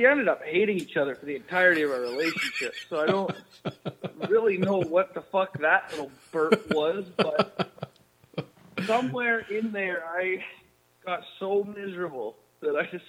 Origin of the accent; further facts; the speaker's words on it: Collingwood, Ontario, Canada; also born or lived in Germany; now in Vancouver, Canada; So my mother's German. So we moved over here when I was young, though. And I grew up outside of Blue Mountain, Collingwood area in Ontario